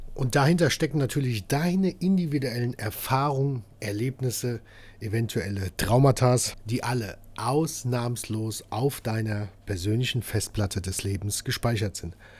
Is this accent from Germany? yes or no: yes; Hesse, Germany; Bei uns Hessen